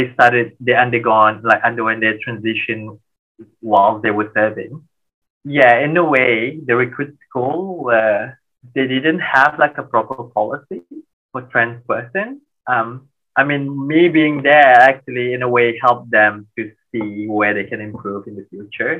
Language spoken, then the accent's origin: English; Malaysia; moved away; we're Malaysian, we bonded by food